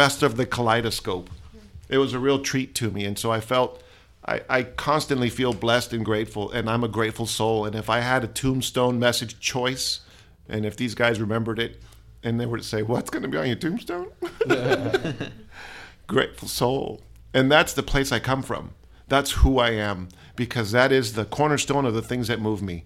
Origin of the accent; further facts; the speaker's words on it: Palm Springs, California, United States; also born or lived in Brownsville, Texas / Corpus Christi, Texas; now in San Marcos, United States; I was raised in Southern California, a little city, Palm Springs